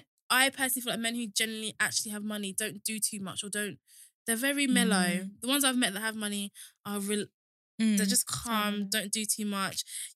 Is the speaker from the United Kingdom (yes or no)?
yes; Kent, South East England, United Kingdom; coming from Kent